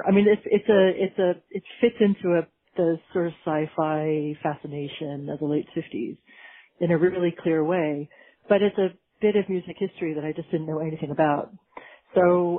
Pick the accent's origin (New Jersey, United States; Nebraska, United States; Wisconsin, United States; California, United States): California, United States; also born or lived in Britain; now in United Kingdom; I'm from California originally